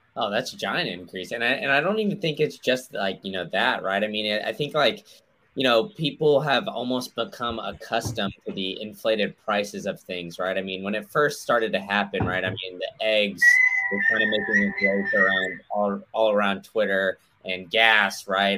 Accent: Austin, Texas, United States; I grew up in Austin

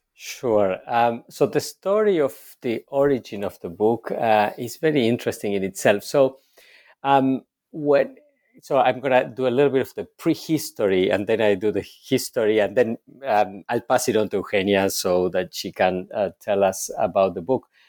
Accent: Argentina; moved away; I was born and raised in Argentina

